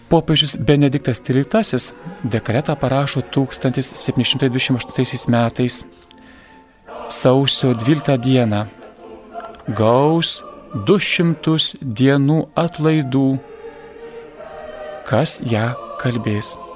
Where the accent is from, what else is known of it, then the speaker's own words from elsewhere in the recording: Lithuania; Mes lietuviai esame įterpę maldą.